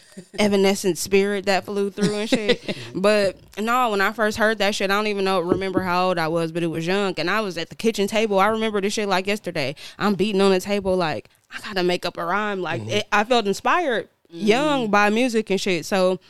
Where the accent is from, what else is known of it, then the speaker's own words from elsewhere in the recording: Bermuda; born there; Well, I was born in Bermuda. I was born on the island.